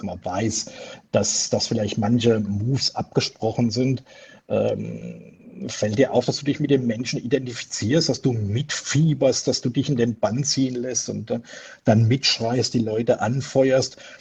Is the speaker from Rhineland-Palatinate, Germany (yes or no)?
yes; Pirmasens, Rhineland-Palatinate, Germany; moved away as an adult; now in Switzerland; Also ich bin im Südwesten Deutschland aufgewachsen, sprich in Pirmasens im schönen Pfälzerwald